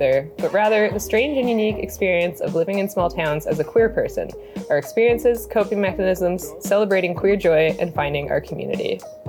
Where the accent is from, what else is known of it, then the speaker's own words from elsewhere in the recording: Smithers, British Columbia, Canada; moved away as an adult; I myself am a small town queer. I did the thing and moved away in my 20s to a big city, then moved back to my hometown of Smithers, BC on Wet'suwet'en territory during the pandemic.